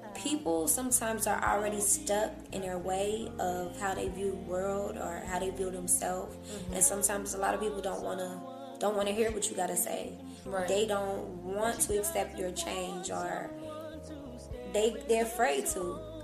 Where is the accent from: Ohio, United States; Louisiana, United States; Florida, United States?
Ohio, United States; Cincinnati; moved away as an adult; now in Atlanta, United States; I'm from Cincinnati, Ohio, born and raised, been there damn near my whole life